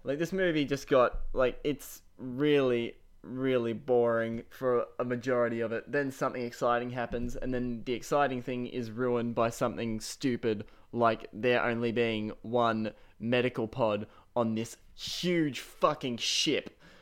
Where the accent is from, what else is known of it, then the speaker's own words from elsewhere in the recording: Shepparton, Victoria, Australia; I am from Shepparton, Australia.